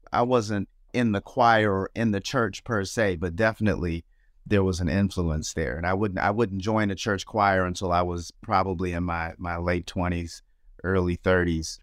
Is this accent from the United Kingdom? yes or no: no; Nashville, Tennessee, United States; I was born in Nashville, Tennessee